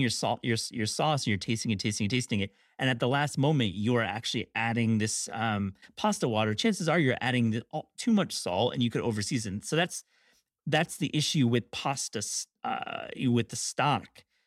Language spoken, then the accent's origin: English; Kalamazoo, Michigan, United States; I grew up in Kalamazoo